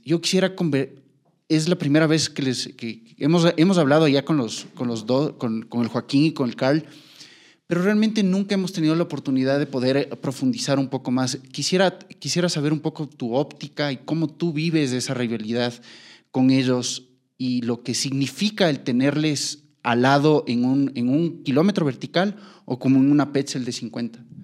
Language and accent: Spanish; Ecuador; como seleccionado ecuatoriano